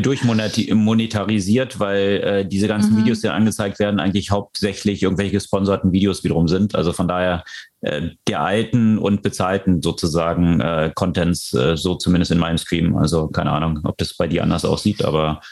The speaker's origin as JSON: {"language": "German", "country": "Switzerland", "said": "ich als Schweizer Staatsbürger und äh, Schutzraum, Schutzraumverantwortlicher in der Schweiz"}